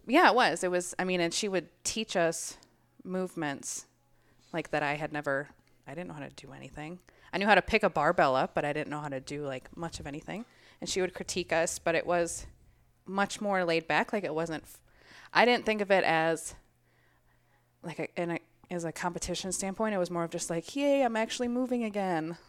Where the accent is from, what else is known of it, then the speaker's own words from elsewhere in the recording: Minnesota, United States; I am from Minnesota